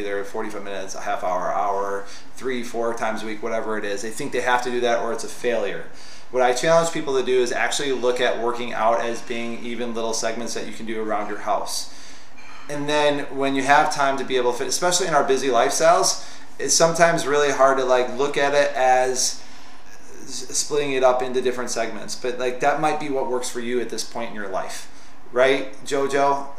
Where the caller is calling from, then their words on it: Seattle, Washington, United States; This is … from Seattle. I'm totally chill from Seattle. I'm having my Starbucks right now.